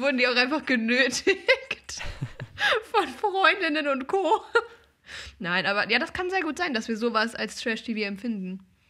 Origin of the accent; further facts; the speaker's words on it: Germany; als Deutscher